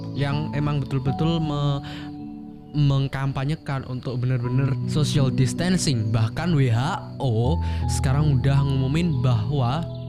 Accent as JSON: {"language": "Indonesian", "town": "Ponorogo", "region": "East Java", "country": "Indonesia", "said": "Ponorogo, kotaku tercinta"}